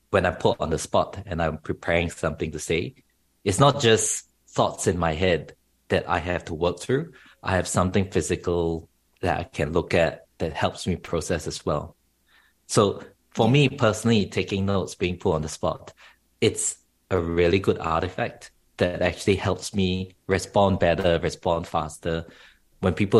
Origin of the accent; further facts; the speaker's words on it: Singapore; moved away as an adult; now in Australia; I grew up in Asia, in Singapore specifically